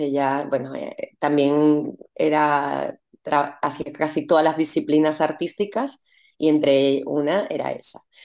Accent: Venezuela; moved away as an adult; also born or lived in Paris / Barcelona; now in Spain; mi país

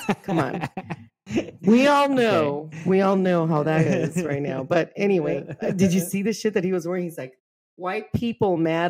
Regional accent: Los Angeles, California, United States; I'm from East LA, man.

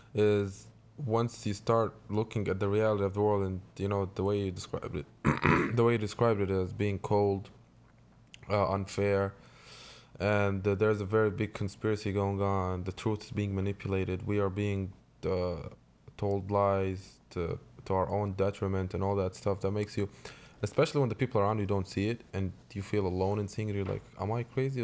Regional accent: Jordan; moved away; I grew up in Jordan

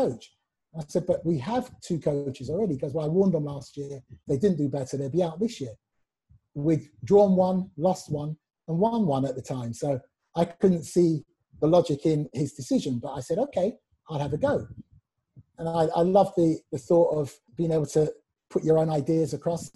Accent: London, United Kingdom; Luther and Cyril and I grew up in Brent. We all come from the same place, which is the home of Wembley

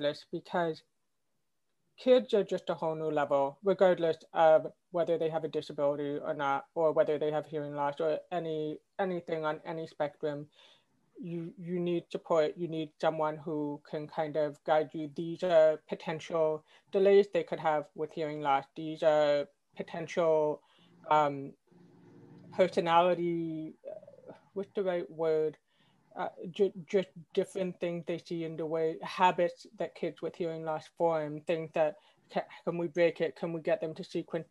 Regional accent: Quebec, Canada; where I grew up in Canada and Quebec

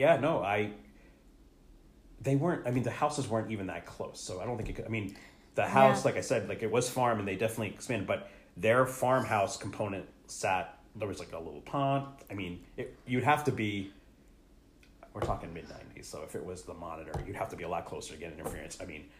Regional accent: New Jersey, United States; when we grew up in Jersey

